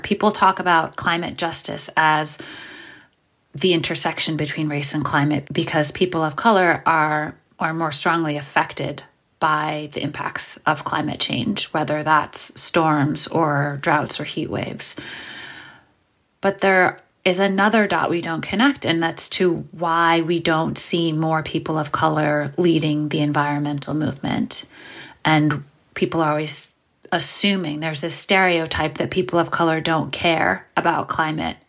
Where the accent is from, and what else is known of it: New York City, New York, United States; born or raised there